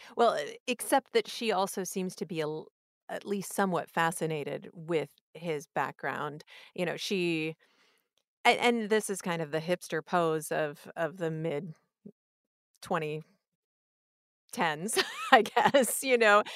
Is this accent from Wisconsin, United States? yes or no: no; Iowa, United States; I grew up in Iowa and I couldn't wait to leave, and then when I left, I was pretty eager to get back, and I'm very happy that I came back